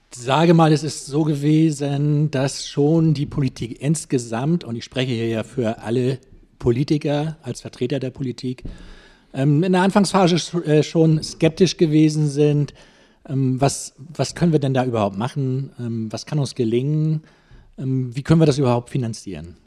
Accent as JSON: {"language": "German", "town": "Wentorf", "region": "Schleswig-Holstein", "country": "Germany", "tie": "born or raised there", "also_born_or_lived": "Hamburg", "moved": "as an adult", "lives_now": "Schwarzenbek, Germany", "said": "Ich komme aus Hamburg. Groß geworden bin ich in Wentorf hm. als Jugendlicher"}